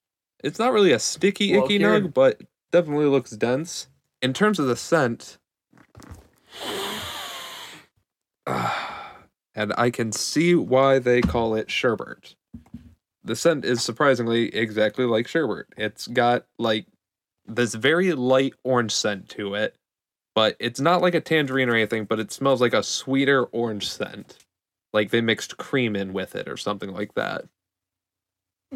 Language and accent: English; Michigan, United States; I'm from Michigan.